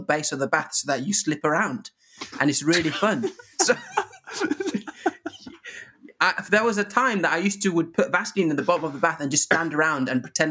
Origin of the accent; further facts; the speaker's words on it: Norwich, East of England, United Kingdom; also born or lived in Zimbabwe; growing up in Norwich